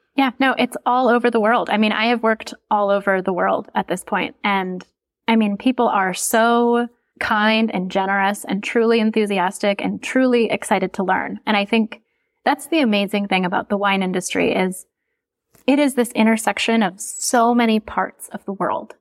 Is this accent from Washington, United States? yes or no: no; Minnesota, United States; moved away as an adult; also born or lived in California; I'm from Minnesota, I'm from the Midwest